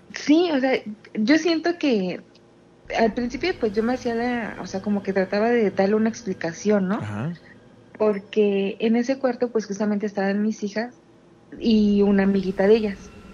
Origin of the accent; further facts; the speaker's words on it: State of Mexico, Mexico; De el Estado de México